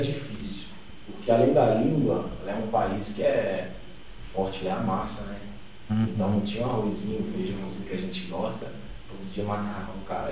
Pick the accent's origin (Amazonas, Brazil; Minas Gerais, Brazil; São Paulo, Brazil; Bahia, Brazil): Minas Gerais, Brazil; Pirapora; moved away as an adult; sou aqui de Pirapora, né, cresci aí com o pessoal lá do Industrial, sou lá do bairro Industrial